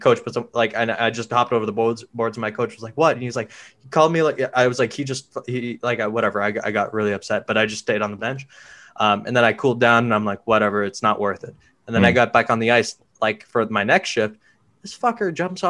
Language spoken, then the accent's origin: English; India; it really offended me because I'm Indian.